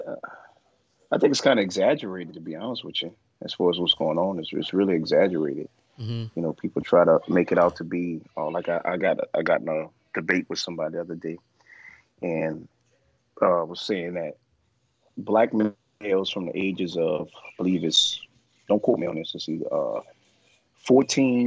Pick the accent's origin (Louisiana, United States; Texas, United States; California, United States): Louisiana, United States; New Orleans; I grew up, of course, black in New Orleans, in Algiers on Henley Court, in the Fisher Project